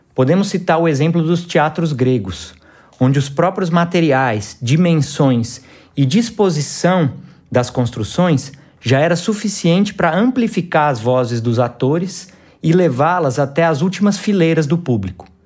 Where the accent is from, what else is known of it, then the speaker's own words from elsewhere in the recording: Campinas, São Paulo, Brazil; moved away as an adult; also born or lived in Goiás (city), Goiás; now in Goiás, Brazil; nascido na cidade de Campinas, São Paulo, e atualmente vivo na cidade de Goiás